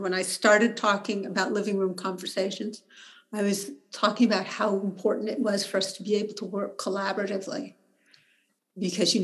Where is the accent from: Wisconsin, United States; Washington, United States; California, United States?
California, United States; Berkeley; I live in Berkeley. I was born in Berkeley.